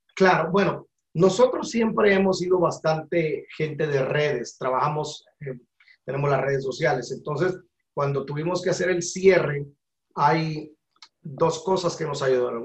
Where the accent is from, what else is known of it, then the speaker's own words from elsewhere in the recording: Guatemala; moved away as an adult; now in Georgia, United States; Nacionalidad guatemalteca, nací en 1973 en el país de la eterna primavera